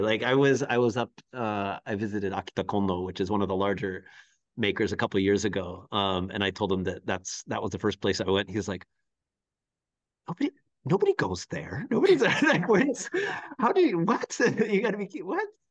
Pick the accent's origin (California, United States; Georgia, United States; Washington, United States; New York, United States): Washington, United States; Seattle; moved away as an adult; also born or lived in Japan / Chiba, Japan; now in Hot Springs, United States; I am originally from the Seattle area, from the Pacific Northwest.